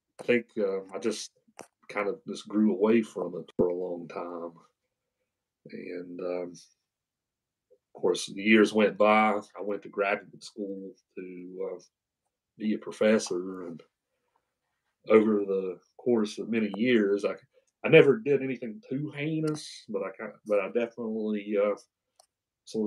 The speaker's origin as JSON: {"language": "English", "area": "Wyoming County", "region": "West Virginia", "country": "United States", "tie": "born or raised there", "accent": "Southern", "said": "I grew up here in West Virginia, and I grew up in a small county called Wyoming County"}